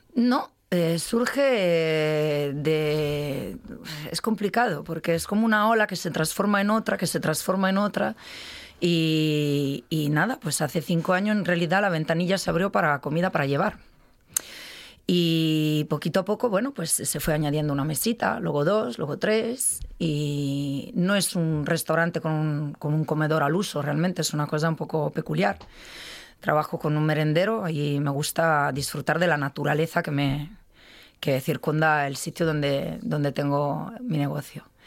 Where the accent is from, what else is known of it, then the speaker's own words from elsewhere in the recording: Milan, Lombardy, Italy; Spanish is a second language; moved away as an adult; also born or lived in Madrid, Spain; now in Spain; nunca más volví a Milán que es mi ciudad natal